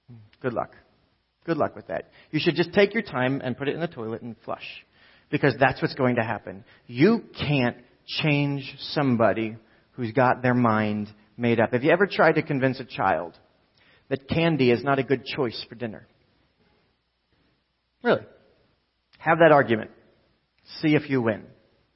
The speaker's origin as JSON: {"language": "English", "town": "Lawrence", "region": "New Jersey", "country": "United States", "tie": "born or raised there", "said": "We grew up in Lawrence, and some of you know on Route 1 in Lawrence"}